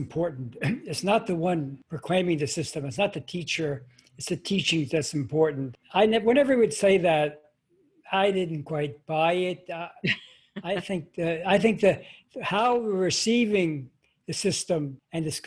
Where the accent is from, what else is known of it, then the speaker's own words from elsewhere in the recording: New York City, New York, United States; I grew up in Flushing, Queens